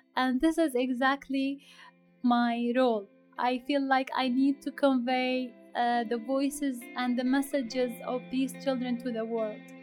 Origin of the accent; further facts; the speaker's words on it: Aleppo, Aleppo Governorate, Syria; I grew up in Aleppo